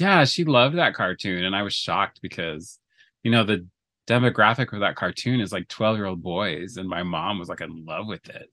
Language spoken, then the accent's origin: English; Alberta, Canada; now in Los Angeles, United States; I was born in Canada. I have dual citizenship, so I am a Canadian and a U S citizen. I was born in Alberta